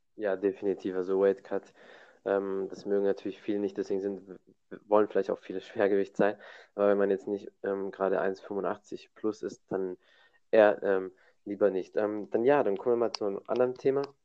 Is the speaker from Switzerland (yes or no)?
no; Germany; bei uns in Deutschland